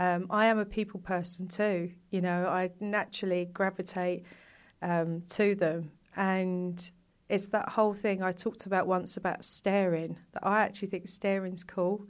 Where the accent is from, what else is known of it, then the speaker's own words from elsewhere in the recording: London, United Kingdom; I grew up in East London